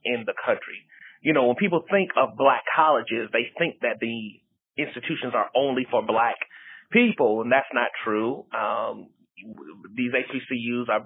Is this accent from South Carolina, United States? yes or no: yes; Columbia, South Carolina, United States; now in Atlanta, United States; I am originally from Columbia, South Carolina